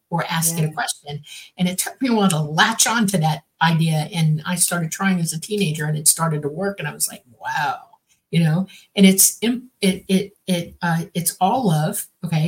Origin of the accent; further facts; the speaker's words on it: the Everglades, Florida, United States; I grew up in the Everglades